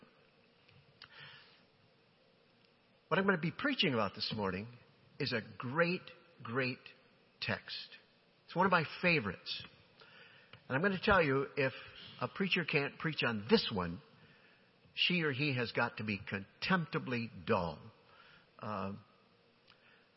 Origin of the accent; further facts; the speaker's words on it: Holland, Michigan, United States; my home church, the church in which I grew up in Holland, Michigan, 9th Street Church